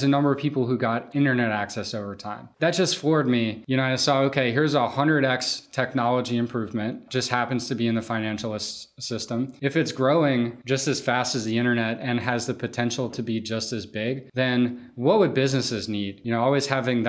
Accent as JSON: {"language": "English", "town": "New Orleans", "region": "Louisiana", "country": "United States", "moved": "yes", "said": "I'm from New Orleans, where I had started this business pre-Katrina"}